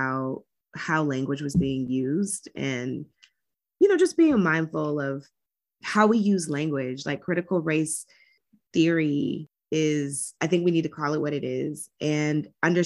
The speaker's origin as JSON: {"language": "English", "region": "Georgia", "country": "United States", "tie": "born or raised there", "moved": "yes", "said": "my home state of Georgia"}